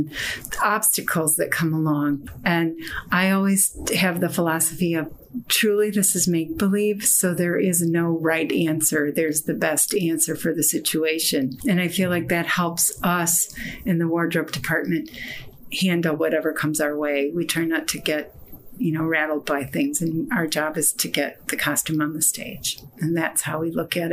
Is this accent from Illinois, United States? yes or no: yes; Chicago, Illinois, United States; also born or lived in East Coast; I grew up in Chicago